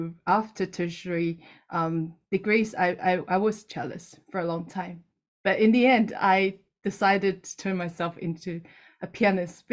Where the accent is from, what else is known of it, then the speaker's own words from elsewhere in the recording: Taiwan; now in New Zealand; I'm based in New Zealand at the moment, but I'm originally from Taiwan.